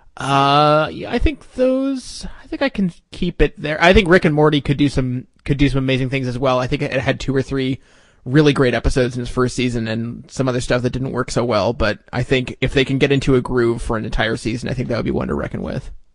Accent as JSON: {"language": "English", "country": "Canada", "said": "I'm not American. Uh, I'm, I'm Canadian"}